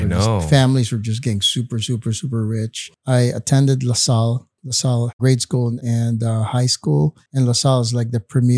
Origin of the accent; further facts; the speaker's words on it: Bacolod, Western Visayas, Philippines; moved away; I was born and raised in Bacolod. They call it the sugar capital of the Philippines.